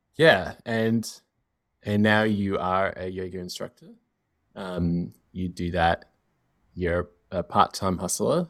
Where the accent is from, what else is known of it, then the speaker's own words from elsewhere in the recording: Australia; growing up in Australia where we had like so much American television